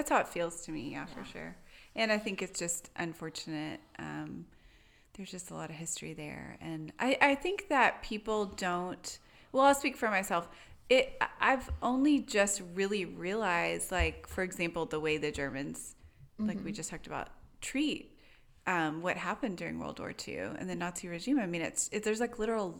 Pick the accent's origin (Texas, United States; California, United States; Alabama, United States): Texas, United States; Tyler; Tyler in East Texas.